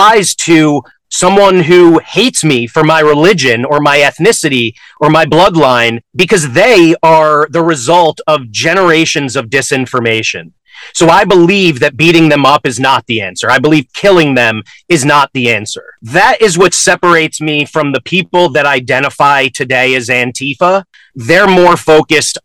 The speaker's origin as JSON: {"language": "English", "region": "Connecticut", "country": "United States", "tie": "born or raised there", "also_born_or_lived": "New York", "said": "My parents moved my sister and me to Connecticut"}